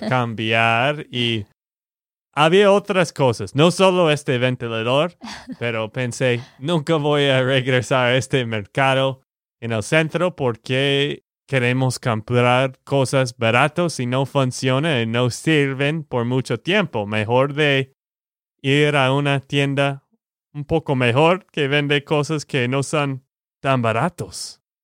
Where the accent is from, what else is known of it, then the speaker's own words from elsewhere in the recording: Texas, United States; de Texas, Estados Unidos.